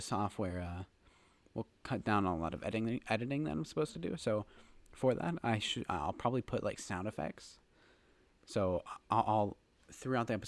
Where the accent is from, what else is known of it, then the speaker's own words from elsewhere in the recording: Hershey, Pennsylvania, United States; growing up in Hershey